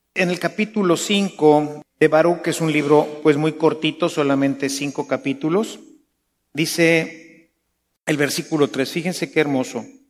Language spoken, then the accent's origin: Spanish; Mexico; los mexicanos que nos decimos cristianos, católicos